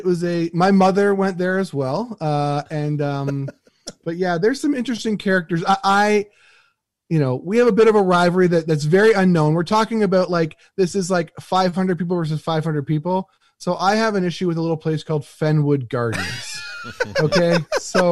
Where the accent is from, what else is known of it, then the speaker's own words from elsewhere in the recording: Alberta, Canada; I'm from Alberta